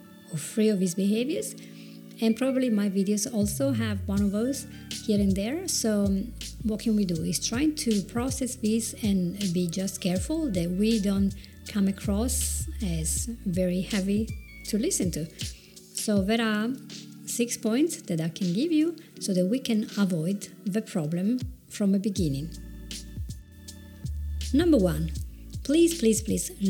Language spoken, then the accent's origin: English; Italy; accent: Italian; English is a second language; I do have my Italian accent. I probably will never lose it